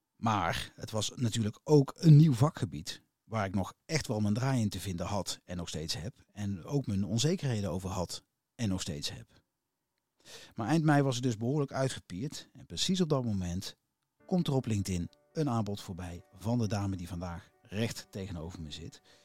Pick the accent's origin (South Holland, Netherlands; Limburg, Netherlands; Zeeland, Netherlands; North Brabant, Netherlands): North Brabant, Netherlands; Als Brabander